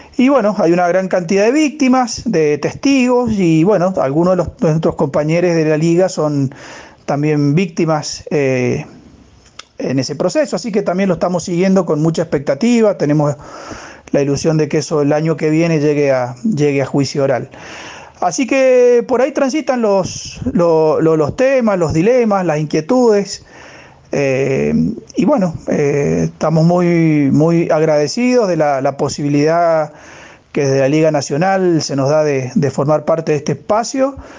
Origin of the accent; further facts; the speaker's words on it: Mendoza, Argentina; soy eh, de Mendoza